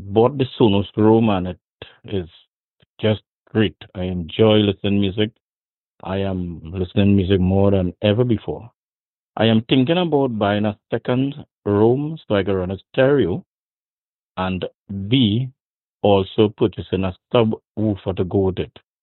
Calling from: Trinidad & Tobago; I'm calling from Trinidad and Tobago, land of Brian Lara, top class cricketer

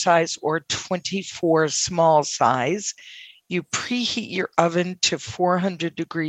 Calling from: Massachusetts, United States; I'm excellent, and I won't forget this time. I am from Massachusetts.

